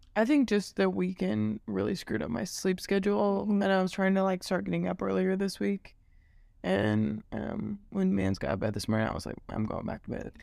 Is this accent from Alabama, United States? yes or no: no; Maryville, Missouri, United States; I'm from Maryville